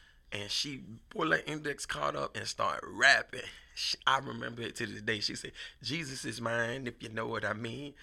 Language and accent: English; Savannah, Georgia, United States; I'm from Savannah, Georgia